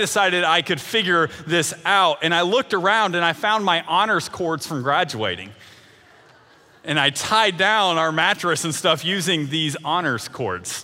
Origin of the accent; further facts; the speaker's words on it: Eastern Kentucky, United States; moved away as an adult; also born or lived in Grayson, Kentucky; now in Evansville, United States; born and raised in Eastern Kentucky